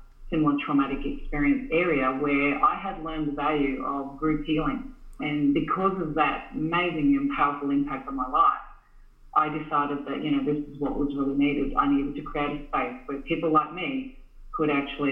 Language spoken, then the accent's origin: English; Australia; also born or lived in Vietnam; I grew up in Australia in the 1970s. I was adopted here as kind of the first en masse generation in Australia. And in that experience growing up in rural Australia